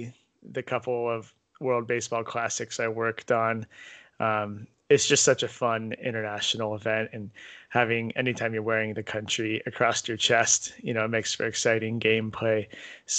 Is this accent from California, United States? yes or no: yes; Cupertino, California, United States; I grew up in the San Francisco Bay Area, specifically in the city of Cupertino, which is next to San Jose